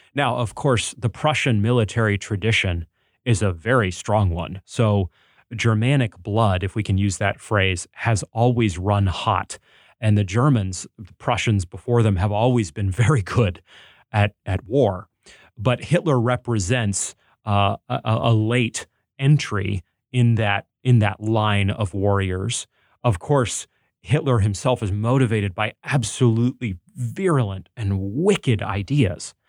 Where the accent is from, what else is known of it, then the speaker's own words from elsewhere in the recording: New England, United States; I'm also from New England, so I was raised in revolutionary country.